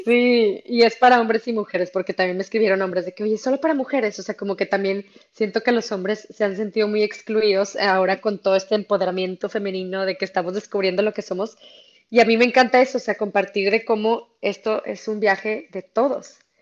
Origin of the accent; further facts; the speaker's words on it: Monterrey, Nuevo León, Mexico; siendo regia